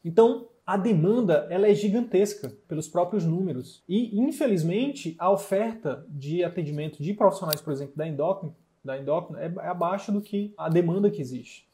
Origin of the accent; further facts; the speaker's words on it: Piauí, Brazil; sou piauiense